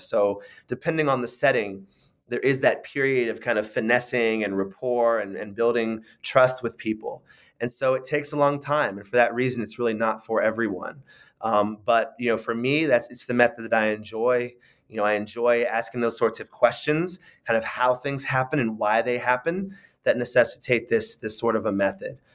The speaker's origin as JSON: {"language": "English", "town": "San Francisco", "region": "California", "country": "United States", "tie": "born or raised there", "said": "I grew up in, in San Francisco"}